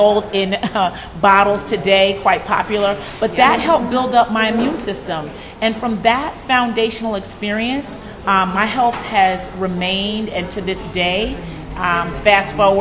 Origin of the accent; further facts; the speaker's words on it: New York City, New York, United States; I was raised in New York City